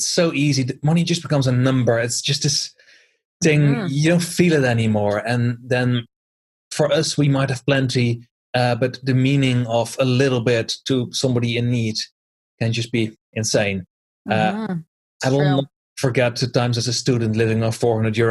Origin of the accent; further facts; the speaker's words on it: Netherlands; moved away; I always used to be a volunteer back in my home country in the Netherlands.